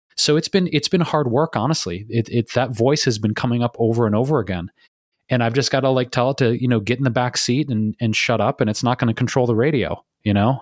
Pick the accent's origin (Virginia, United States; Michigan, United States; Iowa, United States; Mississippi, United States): Michigan, United States; Detroit; moved away; back here in my hometown of Detroit, Michigan